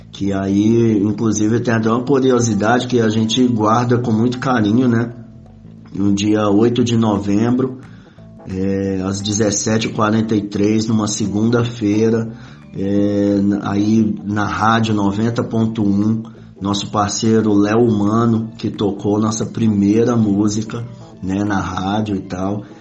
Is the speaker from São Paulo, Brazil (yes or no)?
no; Belo Horizonte, Minas Gerais, Brazil; now in Contagem, Brazil; somos de Belo Horizonte, Minas Gerais.